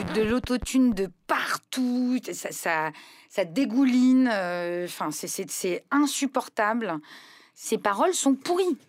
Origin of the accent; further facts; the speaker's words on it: Lebanon; moved away; je suis libanaise